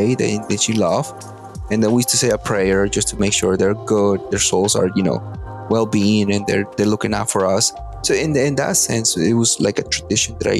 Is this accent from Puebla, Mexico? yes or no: yes; Atlixco, Puebla, Mexico; moved away; growing up in Mexico